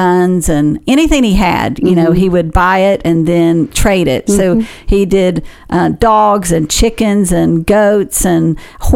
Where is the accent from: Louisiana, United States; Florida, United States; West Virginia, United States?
West Virginia, United States; Wyoming County; also born or lived in Cleveland, Tennessee; now in Huntington, United States; We grew up in a very small town in West Virginia, the southern part of West Virginia. So I grew up in Wyoming County